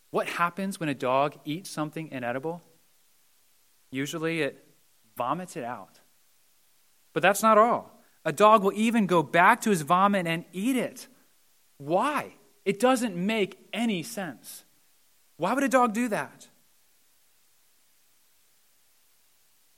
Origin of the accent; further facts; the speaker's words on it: Mount Joy, Pennsylvania, United States; I grew up in Mount Joy and I graduated from Donegal.